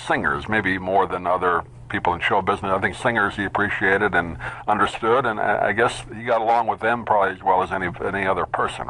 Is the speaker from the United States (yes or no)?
yes; New York, United States; now in Florida, United States; We lived in New York, grew up in New York, so a lot of people don't understand that. You know, you come down here to Florida